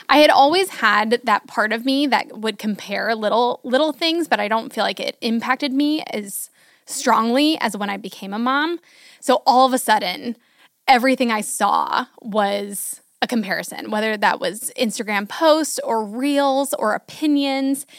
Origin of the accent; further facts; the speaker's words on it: Hudson, United States; moved away as an adult; also born or lived in Houston; we moved back from Houston to Hudson